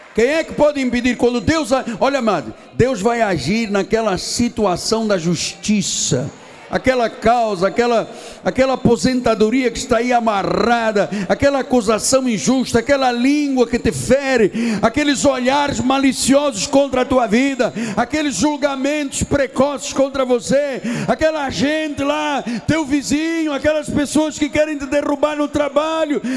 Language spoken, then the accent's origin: Portuguese; Portugal; now in Brazil; porque eu sou estrangeiro, eu sou português